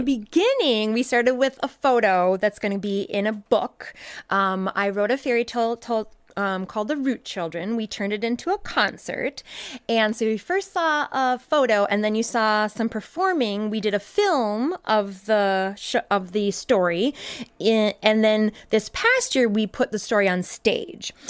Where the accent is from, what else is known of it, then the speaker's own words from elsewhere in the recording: southern Minnesota, United States; moved away as an adult; now in Madison, United States; I grew up in southern Minnesota, moved here with my husband about 15 years ago.